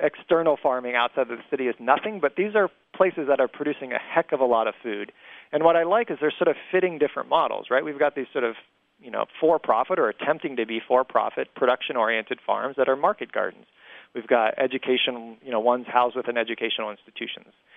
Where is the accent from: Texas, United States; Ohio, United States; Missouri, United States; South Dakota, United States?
Ohio, United States; also born or lived in Europe; now in Indianapolis, United States; I grew up in Ohio